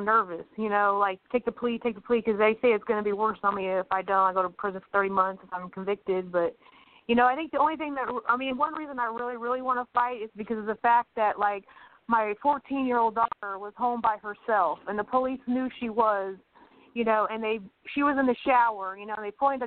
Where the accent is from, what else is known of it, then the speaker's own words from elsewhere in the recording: Dickinson County, Kansas, United States; I'm from Kansas, from Dickinson County